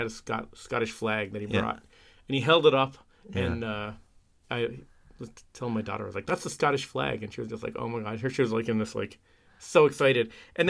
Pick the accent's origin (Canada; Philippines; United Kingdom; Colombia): Canada; we're Canadian